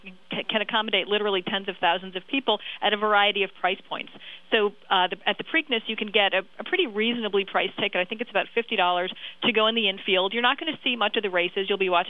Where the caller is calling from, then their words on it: New York, United States; I'm actually watching from New York for this Kentucky Derby